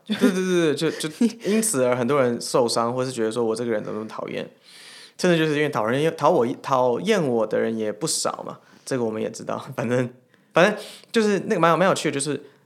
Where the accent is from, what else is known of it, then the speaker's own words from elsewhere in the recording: Taiwan; 我们是台湾人